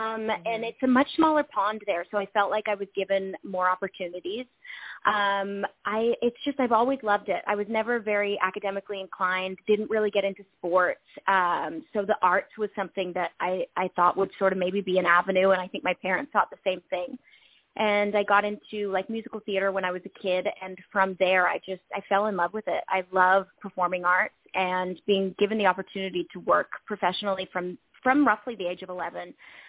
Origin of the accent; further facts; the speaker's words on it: Australia; accent: Canadian; also born or lived in Canada; I was born in Canada, and my sister, 2 years younger than me, she has a Canadian accent too, but we both grew up in Australia.